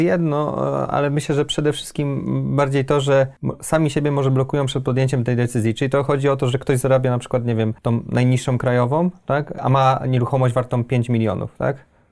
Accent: Poznań, Greater Poland, Poland; raczej pochodzimy z Poznania

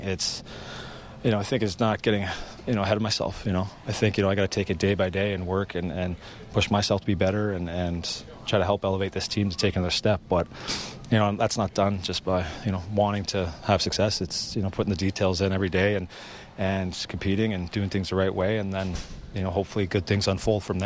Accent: Toronto, Ontario, Canada; growing up and family growing up in Toronto

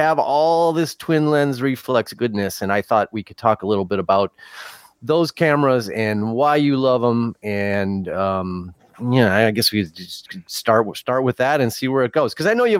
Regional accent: Midwest, United States; I certainly appreciate that as a Midwesterner.

